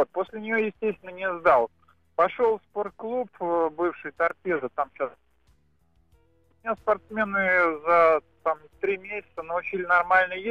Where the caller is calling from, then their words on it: Moscow, Russia; я из Москвы.